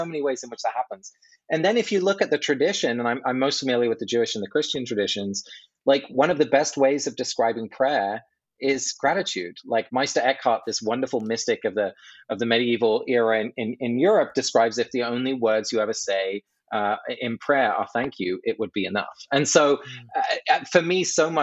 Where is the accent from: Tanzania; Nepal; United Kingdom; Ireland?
United Kingdom; England; moved away; I grew up in England